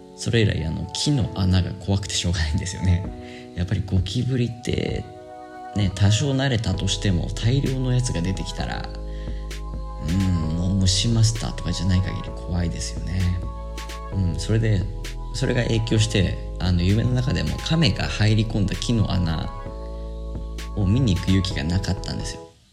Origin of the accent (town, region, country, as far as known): Japan; now in Sri Lanka